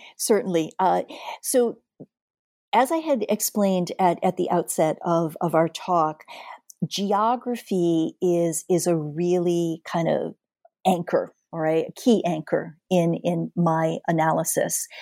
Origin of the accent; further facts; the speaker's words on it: Hartford, Connecticut, United States; was born and raised in Hartford, Connecticut